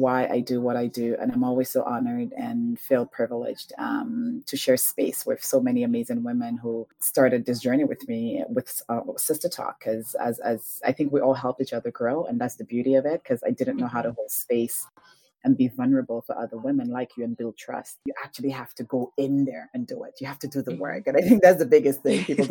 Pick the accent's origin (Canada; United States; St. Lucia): St. Lucia; moved away; I grew up in the Caribbean in St. Lucia, in a tiny village called Bus Labawi.